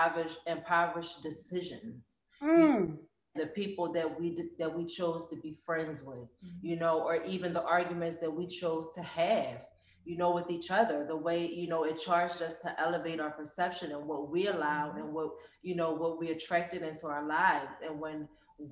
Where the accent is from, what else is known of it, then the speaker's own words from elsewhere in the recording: Philadelphia, Pennsylvania, United States; moved away as an adult; now in Arizona, United States; I'm from Philly.